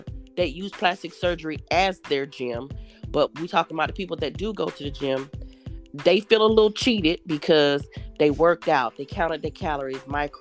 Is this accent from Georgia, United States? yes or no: yes; Atlanta, Georgia, United States; now in Jacksonville, United States; I'm from Atlanta, but I do reside in Jacksonville